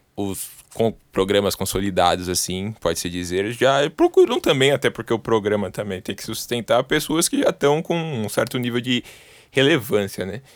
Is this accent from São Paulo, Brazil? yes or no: yes; São Paulo, Brazil; Sou daqui de São Paulo, 011